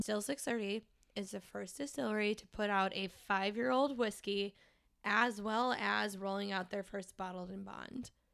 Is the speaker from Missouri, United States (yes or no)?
yes; St. Louis, Missouri, United States; I was born and raised in Saint Louis